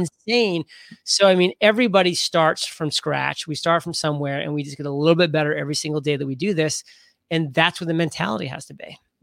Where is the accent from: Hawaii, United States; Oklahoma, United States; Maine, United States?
Maine, United States; moved away as an adult; also born or lived in Rhode Island; I grew up in Maine. That was where I spent the first eighteen years of my life.